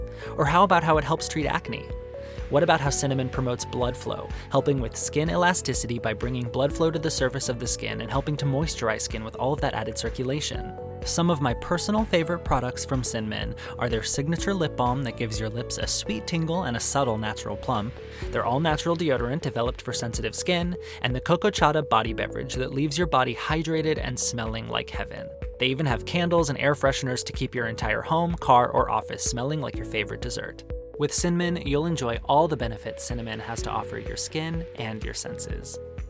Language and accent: English; Arizona, United States; One of the best things about growing up in Arizona is that there's incredible Mexican food on every street corner.